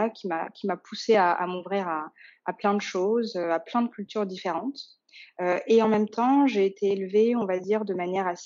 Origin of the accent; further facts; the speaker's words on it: Dakar, Senegal; born there; Euh, je suis née notamment au Sénégal, euh, à Dakar, où sont mes grands-parents encore maternels aujourd'hui.